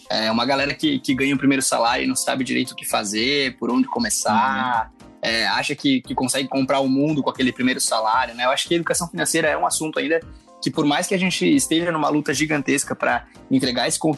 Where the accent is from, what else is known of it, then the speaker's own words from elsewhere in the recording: Santa Catarina, Brazil; also born or lived in Passo Fundo, Rio Grande do Sul; now in São Paulo, Brazil; sou de Passo ah, é Fundo. Aí cresci em Santa Catarina e agora tô morando em São Paulo.